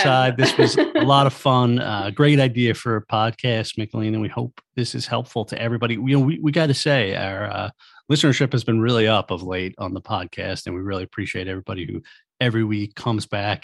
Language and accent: English; Long Island, New York, United States; growing up on Long Island feeling like there was almost nothing